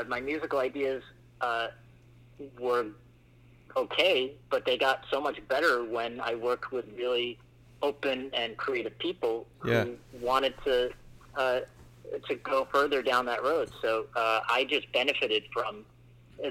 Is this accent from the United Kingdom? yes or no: yes; England, United Kingdom; now in United States; I immigrated from England. I was born there and then I moved here, but I was raised in a Muslim household from India